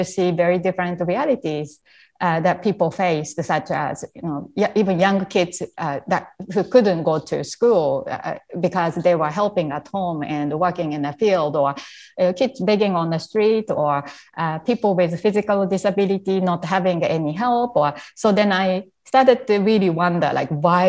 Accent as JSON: {"language": "English", "country": "Japan", "tie": "born or raised there", "also_born_or_lived": "Canada", "second_language": "English", "moved": "as an adult", "said": "when I was a young child growing up in Japan"}